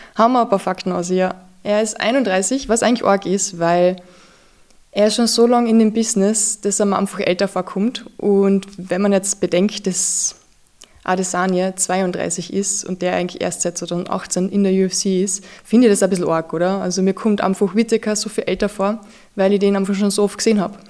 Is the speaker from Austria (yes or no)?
yes; Austria; als Österreicher